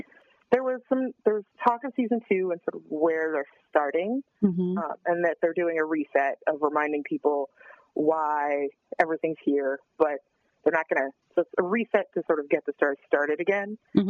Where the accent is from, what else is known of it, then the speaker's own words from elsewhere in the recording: California, United States; I'm a Californian, and if you'll notice, I say like a lot.